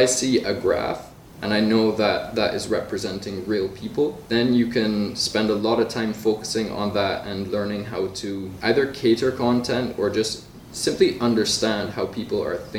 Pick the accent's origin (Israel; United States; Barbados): Barbados; I come from Barbados, and growing up there, it was, you can be a doctor, lawyer, businessman, just like whatever is traditional.